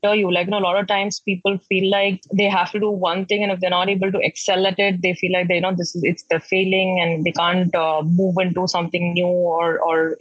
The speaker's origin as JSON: {"language": "English", "town": "Patna", "region": "Bihar", "country": "India", "also_born_or_lived": "Pune / Delhi", "moved": "as an adult", "said": "I'm from Patna"}